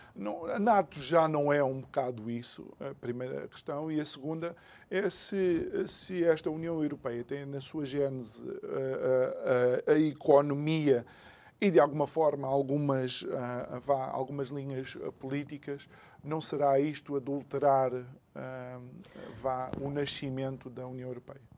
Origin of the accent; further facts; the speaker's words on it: Angola; eu sendo angolano